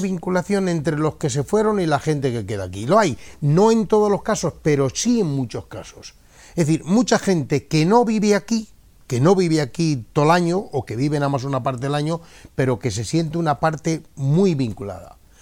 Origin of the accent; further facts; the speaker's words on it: Sotero de Bodas, Castile and León, Spain; en mi pueblo, que es Sotero de Bodas